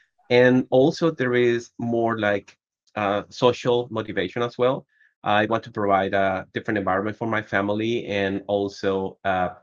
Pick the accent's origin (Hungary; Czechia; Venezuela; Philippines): Venezuela; moved away as an adult; now in Colombia; I am originally from Venezuela. For the last 4 years, I've been living in Colombia